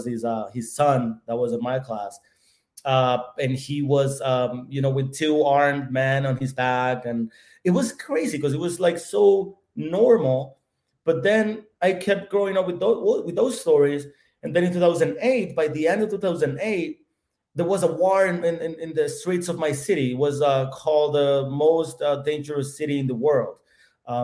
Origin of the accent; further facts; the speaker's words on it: Ciudad Juárez, Chihuahua, Mexico; now in United States; I was born and raised in Ciudad Juarez, Mexico, right at the border with El Paso, Texas.